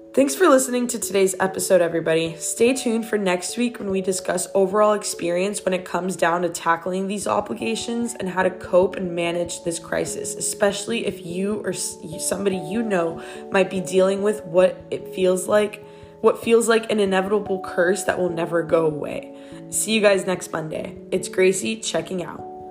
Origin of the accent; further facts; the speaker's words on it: Miami, Florida, United States; moved away as an adult; also born or lived in Odessa, Ukraine; I was born and raised in Miami, Florida